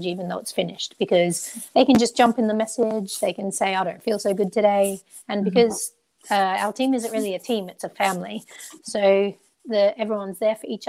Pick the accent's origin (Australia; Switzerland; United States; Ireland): Australia; moved away as an adult; now in England; I'm Australian. So when I was in Australia